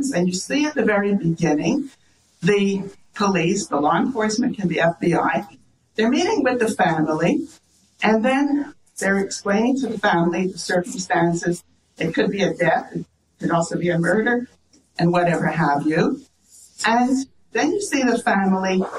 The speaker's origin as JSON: {"language": "English", "country": "Canada", "said": "we're Canadian, I have to tell you, we're all Canadian"}